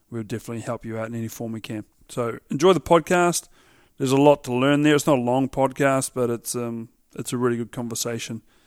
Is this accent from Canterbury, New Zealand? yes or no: no; Central Otago, New Zealand; I grew up in Alak, so for those that don't know, Alaks and Cromwell are Central, Central Otago